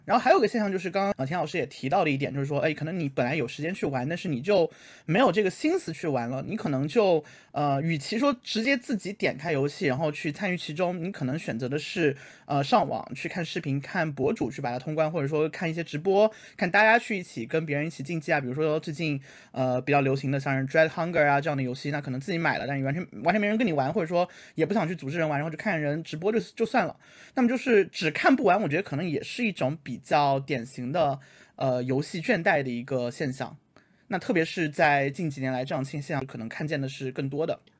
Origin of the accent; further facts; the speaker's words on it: China; 毕竟我是一个算是边疆，边疆出生人